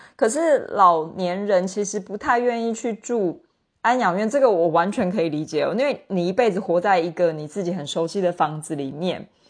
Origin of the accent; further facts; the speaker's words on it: Taiwan; 身为台湾人，因为我们是一个老龄社会嘛，就是比如说像我住在台北市